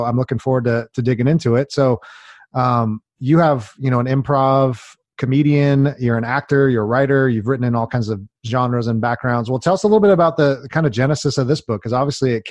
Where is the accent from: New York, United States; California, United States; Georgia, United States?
California, United States; Long Beach; I grew up in Long Beach.